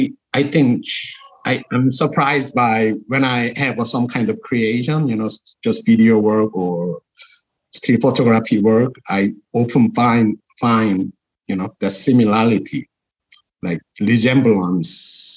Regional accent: South Korea; now in Auckland, New Zealand; because I was raised in Korean Korean culture, and also I was educated from in such an early age from Korean school system

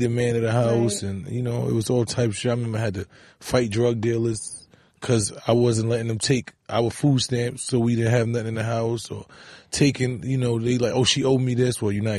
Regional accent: New York City, New York, United States; I'm from the Bronx in the core of the ghetto where that was a way of life, you know, especially when we was young.

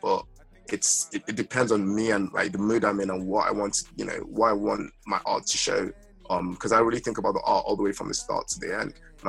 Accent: Nigeria; now in United Kingdom; I'm not just British, right? I'm only a British resident, and I'm a Nigerian international

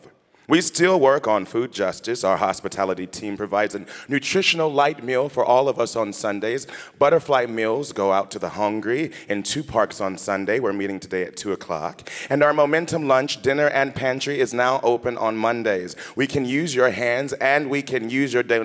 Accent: Topeka, Kansas, United States; moved away as an adult; now in New York, United States; my hometown of Topeka, Kansas

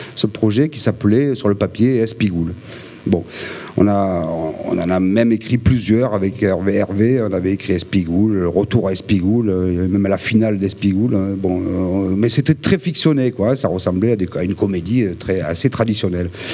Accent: Ginasservis, Provence-Alpes-Côte d'Azur, France; moved away; à Gina Servi, dans mon village natal

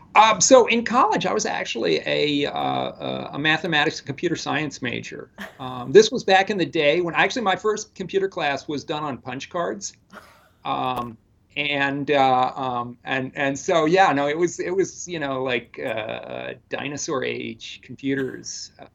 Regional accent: the area around Chicago, Illinois, United States; moved away as an adult; also born or lived in South Carolina; now in Toronto, Canada; originally from the area around Chicago, uh, so I'm kind of a Midwesterner

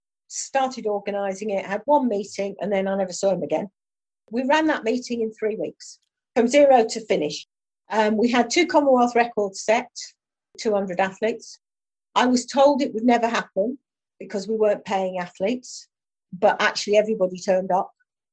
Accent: Ulverston, North West England, United Kingdom; now in London, United Kingdom; I mean, I moved down from Ulverston, Barry and Furness. If I'd lived up there, I would not have been involved in athletics.

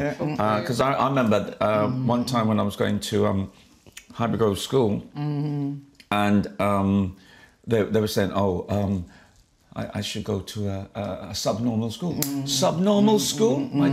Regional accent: Jamaica; now in United Kingdom; And as I said, I came from Jamaica. I had this superiority complex because I felt Jamaica's my island.

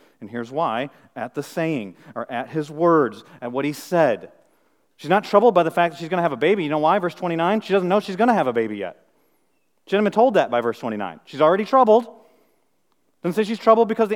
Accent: Flint, Michigan, United States; moved away; I'm from Flint, Michigan

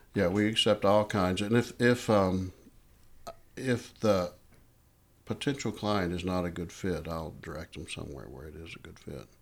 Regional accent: Hendersonville, Tennessee, United States; an office out here in Hendersonville, which is my hometown

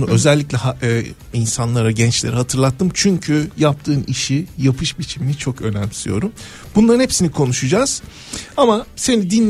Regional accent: Manisa, Turkey; e, çocukluğum Manisa'da geçti. e, bisiklet, bisikletinle Manisa sokaklarını turluyorsun.

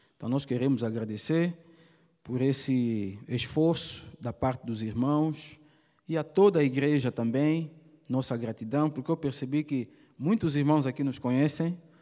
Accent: Maceió, Alagoas, Brazil; moved away as an adult; now in Angola; Sou alagoana, sou de Maceió, casada com o pastor Manzaila

